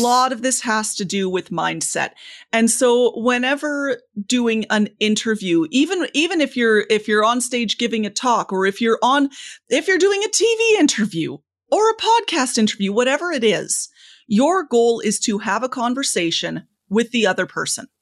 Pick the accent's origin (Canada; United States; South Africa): Canada; I'm Canadian